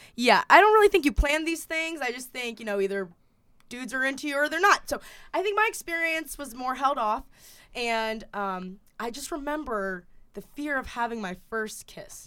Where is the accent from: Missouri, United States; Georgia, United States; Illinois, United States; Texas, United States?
Georgia, United States; Kennesaw; now in Massachusetts, United States; I'm not actually from Atlanta, I'm from Kennesaw, Georgia